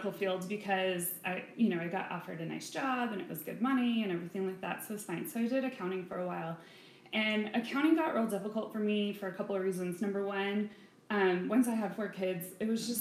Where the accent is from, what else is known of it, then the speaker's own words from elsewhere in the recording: Colorado Springs, Colorado, United States; I'm a Colorado native. I was born and raised here in Colorado Springs.